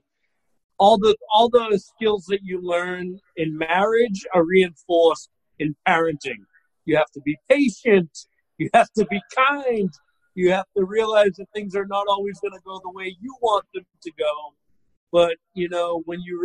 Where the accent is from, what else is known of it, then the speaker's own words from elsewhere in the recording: Boston, Massachusetts, United States; moved away as an adult; now in Florida, United States; originally I'm from Boston. I live in Florida now, like any smart Bostonian does when they come of age.